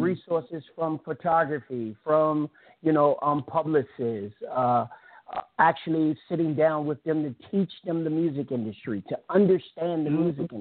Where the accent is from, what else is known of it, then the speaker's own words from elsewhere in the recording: Richmond, Virginia, United States; I'm from Richmond, Virginia